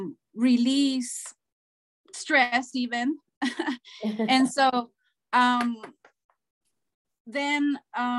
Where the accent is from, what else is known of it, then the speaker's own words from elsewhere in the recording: Honduras; first language Spanish; English is a second language; moved away as an adult; Growing up in Honduras